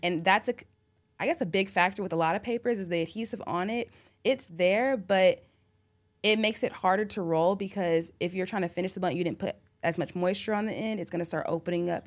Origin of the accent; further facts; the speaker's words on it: Orange County, California, United States; moved away as an adult; now in Atlanta, United States; I'm from Orange County